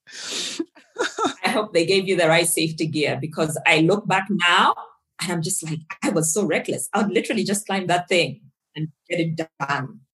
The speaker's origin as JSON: {"language": "English", "country": "Zambia", "moved": "yes", "lives_now": "Nairobi, Kenya", "said": "I'm from Zambia originally"}